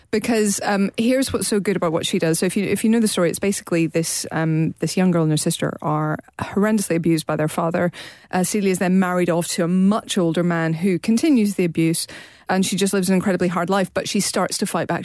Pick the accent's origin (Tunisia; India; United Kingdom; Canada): United Kingdom; Northern Ireland; me as a Northern Irish person